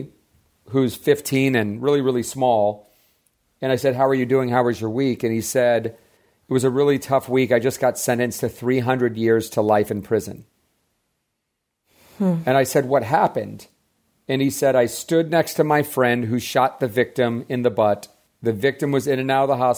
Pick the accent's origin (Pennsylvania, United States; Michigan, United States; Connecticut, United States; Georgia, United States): Georgia, United States; Atlanta; now in Los Angeles, United States; I grew up in Atlanta to parents that were always like having us be of service